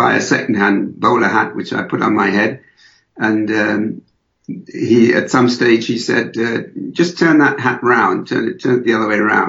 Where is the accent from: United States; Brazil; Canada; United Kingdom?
United Kingdom; Birmingham, West Midlands; first language English; moved away as an adult; also born or lived in London / Paris; now in Berlin, Germany; I come from England originally. I was born and brought up in Birmingham